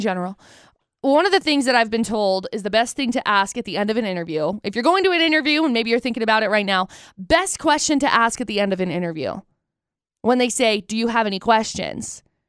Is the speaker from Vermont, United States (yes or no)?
no; Tremonton, Utah, United States; also born or lived in Brigham City; I grew up in Tremonton